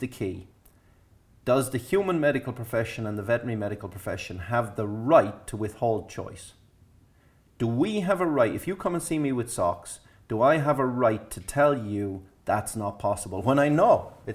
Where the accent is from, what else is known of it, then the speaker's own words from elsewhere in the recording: Ireland; Being Irish